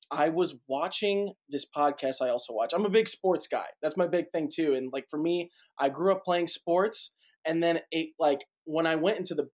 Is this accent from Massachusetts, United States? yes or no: yes; Boston, Massachusetts, United States; also born or lived in St. Louis; now in Nashville, United States; So I am from Boston, Massachusetts originally. Parents moved to St. Louis, Missouri. From there, went to Middle Tennessee State University for college.